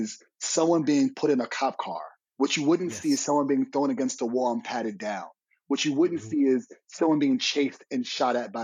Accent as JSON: {"language": "English", "town": "New York City", "region": "New York", "country": "United States", "tie": "born or raised there", "said": "I grew up in the Bronx"}